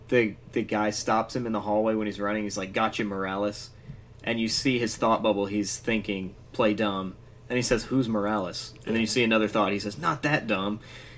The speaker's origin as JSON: {"language": "English", "town": "Chattanooga", "region": "Tennessee", "country": "United States", "tie": "born or raised there", "said": "I was born in Chattanooga."}